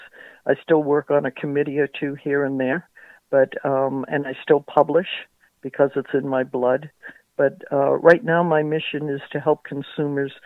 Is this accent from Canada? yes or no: no; New England, United States; I grew up in New England, so we had the shores or the mountains to visit